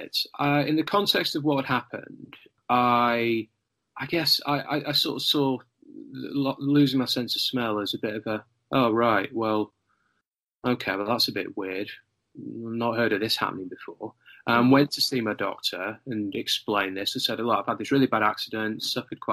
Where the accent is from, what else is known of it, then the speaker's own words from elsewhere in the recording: North Lincolnshire, Yorkshire and the Humber, United Kingdom; I grew up in a part of the country called North Lincolnshire in the UK